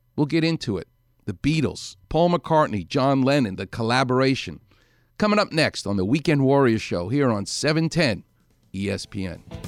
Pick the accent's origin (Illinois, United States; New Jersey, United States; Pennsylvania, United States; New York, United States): New York, United States; New York City; moved away as an adult; now in Los Angeles, United States; I'm a New York guy. I'm from Far Rockaway